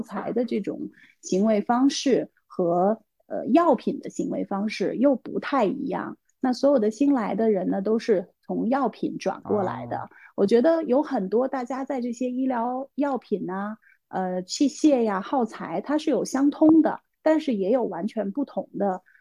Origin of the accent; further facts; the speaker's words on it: Beijing, China; also born or lived in Jiangyou, Sichuan; 现在在北京，然后之前小时候是在四川长大，在江油长大，三年级才到的北京